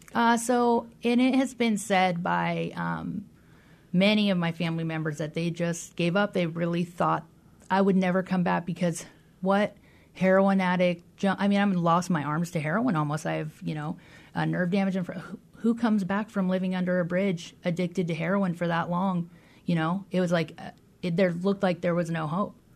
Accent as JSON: {"language": "English", "town": "Des Moines", "region": "Washington", "country": "United States", "tie": "born or raised there", "said": "I grew up in Des Moines, Washington"}